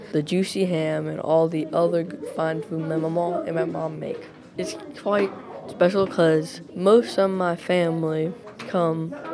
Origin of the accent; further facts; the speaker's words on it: West Virginia, United States; I'm from Ponte, West Virginia.